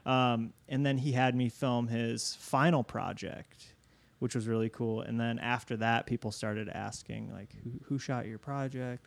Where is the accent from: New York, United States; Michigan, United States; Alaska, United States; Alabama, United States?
Michigan, United States; Niles; now in Chicago, United States; I grew up in, in Southwest Michigan